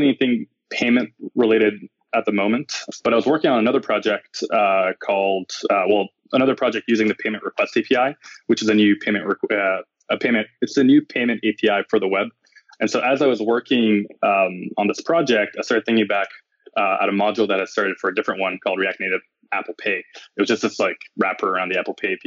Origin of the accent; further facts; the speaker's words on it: Montreal, Quebec, Canada; moved away as an adult; now in Bay Area, United States; I'm originally from Montreal, and I moved to the Bay Area about maybe 8 to 9 months ago to join Netflix